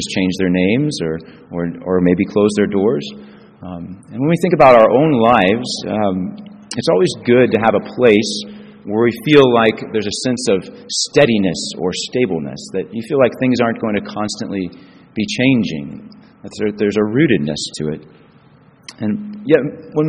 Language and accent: English; Springfield, United States; moved away; also born or lived in Chicago; It's always good to be back in Springfield for me. And it's my hometown.